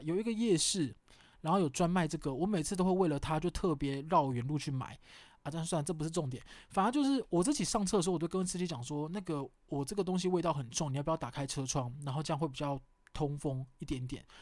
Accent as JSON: {"language": "Chinese", "region": "southern Taiwan", "country": "Taiwan", "said": "因为我是南部人啊"}